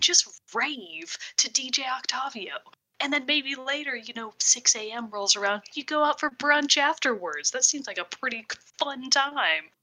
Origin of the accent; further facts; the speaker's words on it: Texas, United States; I am also from Texas